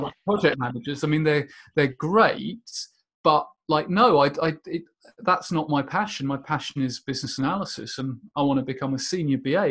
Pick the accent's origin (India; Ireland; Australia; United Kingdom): United Kingdom; Portsmouth, South East England; also born or lived in Rochester, Minnesota, United States; I spent most of my time uh, growing up in the UK in a suburb just outside Portsmouth.